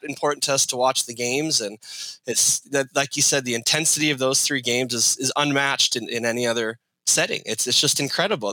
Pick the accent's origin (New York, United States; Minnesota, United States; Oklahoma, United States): Minnesota, United States; White Bear Lake; I grew up in White Bear, which holds the record for most state title appearances without a win